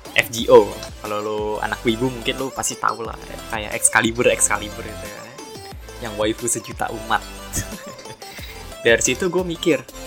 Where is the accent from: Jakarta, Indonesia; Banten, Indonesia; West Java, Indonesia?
Banten, Indonesia; Tangerang; gue anak SMA, anak Tangerang